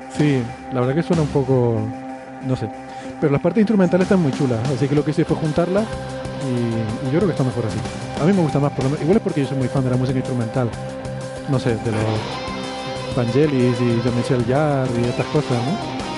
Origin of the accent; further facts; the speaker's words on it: Canary Islands, Spain; la pronunciación, incluso la S, por ejemplo, en, Canarias la, la, hacemos más suave